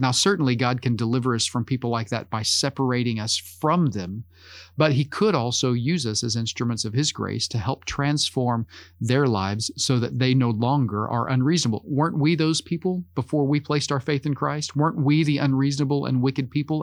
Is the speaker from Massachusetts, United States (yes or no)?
no; Oklahoma, United States; As an American, as someone who grew up in Oklahoma